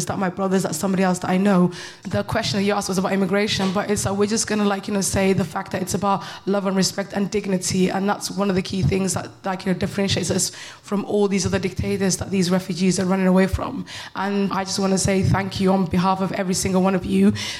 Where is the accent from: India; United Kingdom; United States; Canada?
United Kingdom; everybody calls me bitter, but I'm just British.